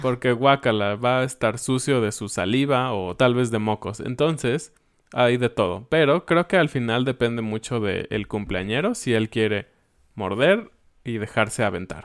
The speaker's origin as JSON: {"language": "Spanish", "country": "Mexico", "said": "como todos éramos o somos mexicanos"}